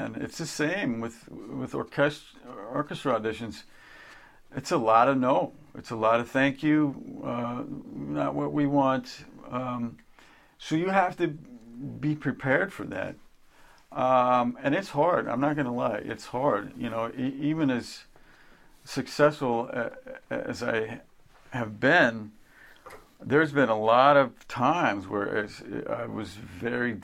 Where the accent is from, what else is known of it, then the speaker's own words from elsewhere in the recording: Kansas, United States; moved away; a kid growing up in Kansas